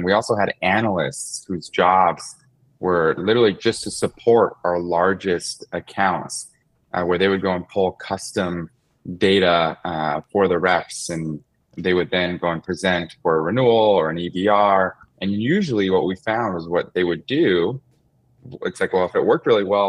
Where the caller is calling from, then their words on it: Concord, California, United States; I am in the Bay Area. So I'm in the East Bay in a city called Concord, California.